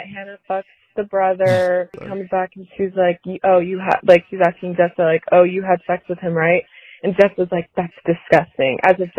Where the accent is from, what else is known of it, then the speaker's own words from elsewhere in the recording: Dallas, Texas, United States; I'm from Dallas, Texas